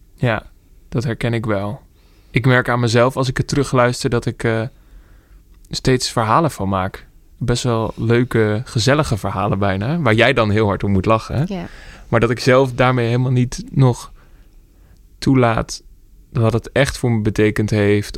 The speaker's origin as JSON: {"language": "Dutch", "town": "Emmeloord", "region": "Flevoland", "country": "Netherlands", "said": "Ik kom ook uit Emmeloord"}